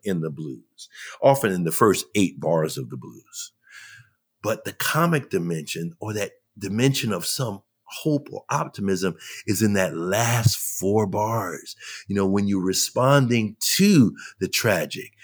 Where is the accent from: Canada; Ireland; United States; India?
United States; New York; I'm a New Yorker, man. I come from, I come from New York